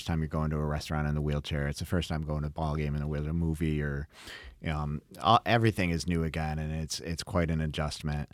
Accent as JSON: {"language": "English", "town": "Dansville", "region": "New York", "country": "United States", "tie": "born or raised there", "moved": "yes", "lives_now": "Brighton, United States", "said": "I grew up in Dansville. You know, we're a town of 5,000 total people, and I live in Brighton, an affluent suburb."}